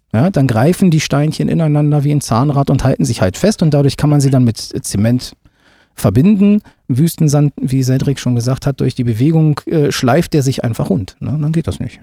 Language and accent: German; Gifhorn, Lower Saxony, Germany; komme selber aus Gifhorn, bin gebürtiger Gifhorner